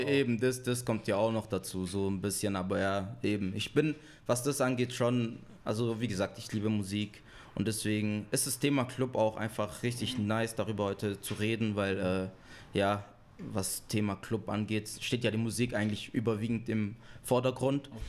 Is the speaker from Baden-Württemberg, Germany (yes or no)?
yes; Marbach am Neckar, Baden-Württemberg, Germany; also born or lived in Ludwigsburg / born outside Germany; now in Stuttgart, Germany; Ich komme ursprünglich aus Marbach. Also ich wurde auch gar nicht in Deutschland geboren.